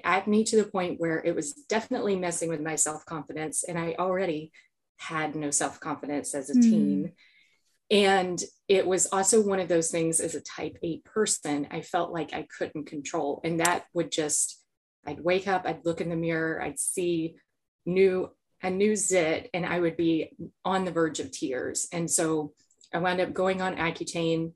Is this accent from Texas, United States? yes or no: no; South Georgia, United States; I grew up in South Georgia.